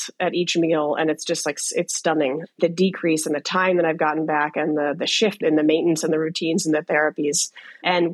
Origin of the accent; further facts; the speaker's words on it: United States; I grew up in the Washington area, and I was treated there for my whole life